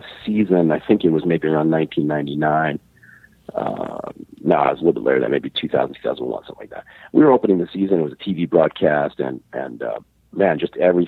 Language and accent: English; Illinois, United States; now in Montreal, Canada; Jim and I go back to, I believe we met when we were about 13 years old. Wow. Growing up in Illinois